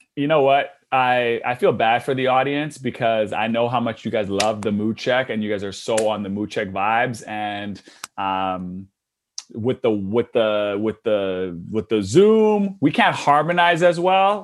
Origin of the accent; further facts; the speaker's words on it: Canada; also born or lived in Australia; being Canadian